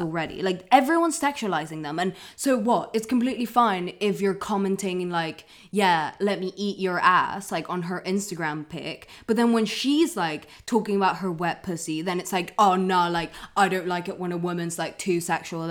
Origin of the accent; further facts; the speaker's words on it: London, United Kingdom; I grew up in London